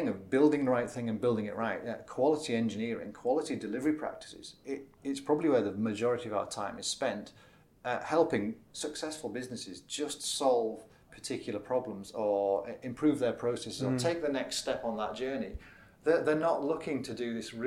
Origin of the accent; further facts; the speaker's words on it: Middlesbrough, North East England, United Kingdom; moved away as an adult; also born or lived in Reading; So I'm from Middlesbrough, of all places.